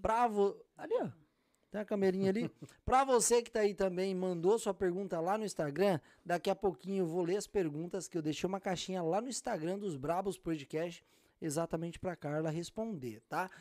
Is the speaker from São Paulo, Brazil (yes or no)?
yes; Cajamar, São Paulo, Brazil; also born or lived in Jundiaí; now in United States; Nasci em Jundiaí, criado em Cajamar, do lado ali